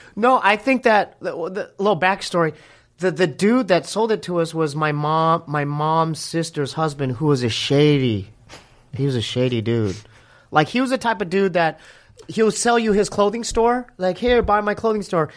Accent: Poway, California, United States; we're from Poway. Me and my brother are from, uh, you know, inland

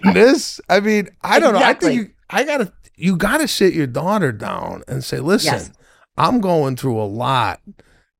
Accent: Chicago, Illinois, United States; I'm from Chicago

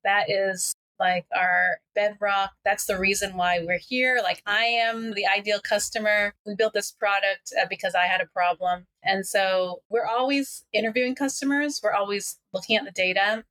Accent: Washington, District of Columbia, United States; now in Los Angeles, United States; I'm originally from the DC area, but now living in Los Angeles.

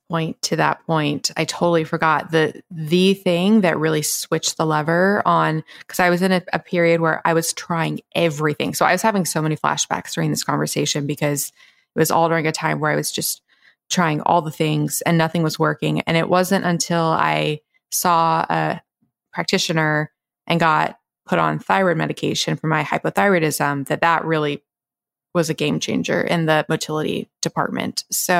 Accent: the South, United States; growing up in the South, girls, we didn't go to gynecologists.

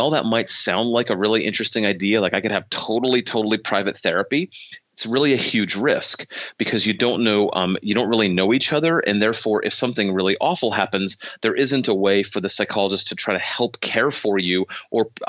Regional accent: Michigan, United States; I'm from Michigan, so I'm licensed in Michigan

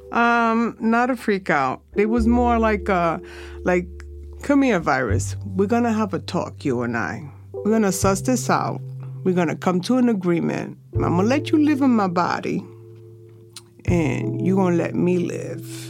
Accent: New York City, New York, United States; I'm a Lower Sider girl, native New Yorker

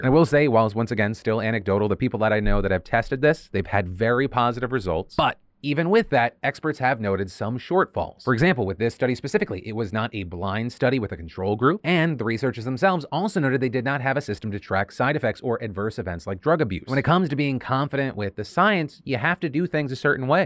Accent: United States; as an American

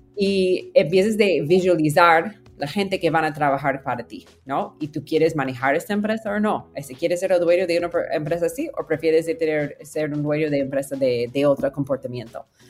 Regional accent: near Silicon Valley, California, United States; Spanish is a second language; moved away as an adult; also born or lived in Peru / Mexico City, Mexico; crecí en California y, cerca de Silicon Valley

